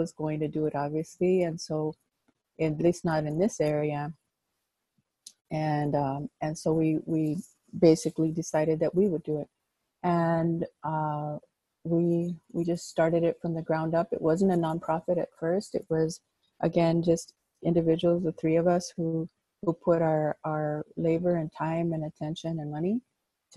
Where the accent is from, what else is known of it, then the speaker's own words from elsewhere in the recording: Los Angeles, California, United States; moved away as an adult; also born or lived in Chicago; I grew up in Pacoima